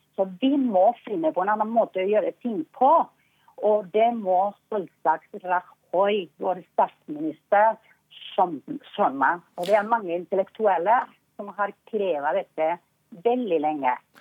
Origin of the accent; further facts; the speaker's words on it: Basque Country, Spain; Norwegian is a second language; moved away as an adult; now in Norway; i Baskeland, der jeg kommer fra. Eh, når jeg var liten, det var så mye politi på gata